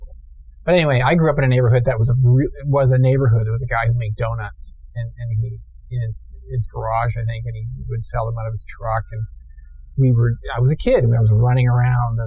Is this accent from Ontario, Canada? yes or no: yes; Toronto, Ontario, Canada; also born or lived in Stratford, Ontario / Tavistock, Ontario / Halifax / Montreal; I was born in Stratford, lived in Tavistock for a year and a half, I think, and then moved to Toronto, the Forest Hill area